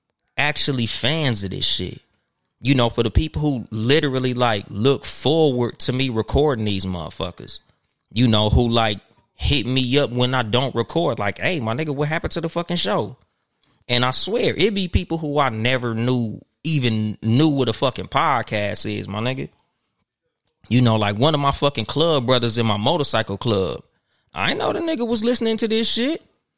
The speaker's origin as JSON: {"language": "English", "region": "West Coast", "country": "United States", "said": "You know, I'm from the West Coast, so you know with us, nigga, we'll throw on some Nike Cortez, some Chucks or some shit."}